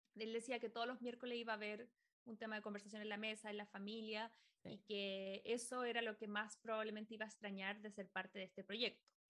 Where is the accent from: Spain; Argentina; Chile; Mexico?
Chile; moved away as an adult; now in United States; éramos de Chile